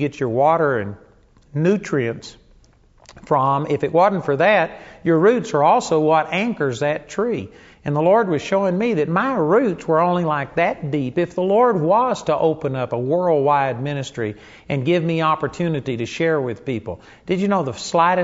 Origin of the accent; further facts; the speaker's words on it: Arlington, Texas, United States; When I was a kid, I grew up in Arlington, Texas